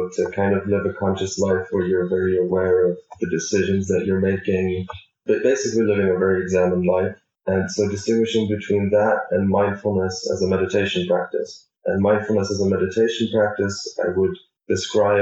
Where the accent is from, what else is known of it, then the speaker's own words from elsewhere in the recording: Latvia; moved away; I'm from Latvia and I study electrical engineering at the TU